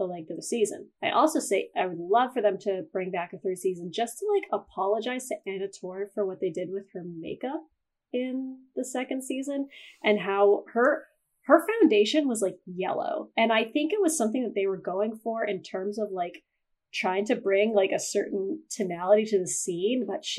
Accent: Canada; I'm a Canadian, so it's supposed to be Zed

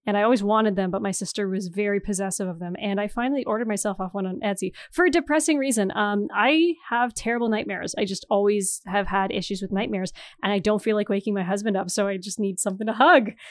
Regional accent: Northeastern Ontario, Canada; moved away as an adult; also born or lived in Toronto; I'm from Northeastern Ontario where everyone is white and French Canadian

